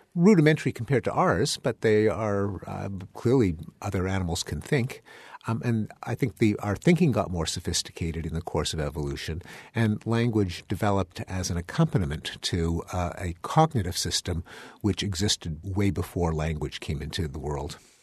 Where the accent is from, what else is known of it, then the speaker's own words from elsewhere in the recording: Canada; now in United States; I'm a Canadian, I'm an immigrant